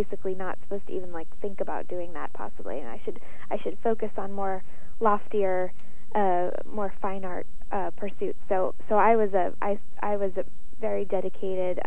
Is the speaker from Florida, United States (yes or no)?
yes; West Palm Beach, Florida, United States; my hometown in West Palm Beach